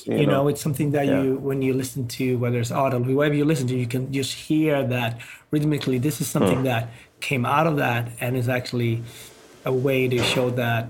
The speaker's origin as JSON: {"language": "English", "town": "Gothenburg", "region": "Västra Götaland", "country": "Sweden", "tie": "born or raised there", "moved": "yes", "lives_now": "United States", "said": "I love Sweden and I love Gothenburg a lot. That's where I grew up."}